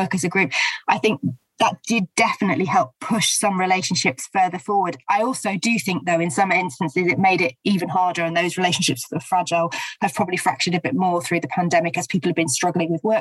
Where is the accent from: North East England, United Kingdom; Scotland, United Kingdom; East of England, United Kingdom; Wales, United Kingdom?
East of England, United Kingdom; St Albans; In my hometown, that was certainly true in St Albans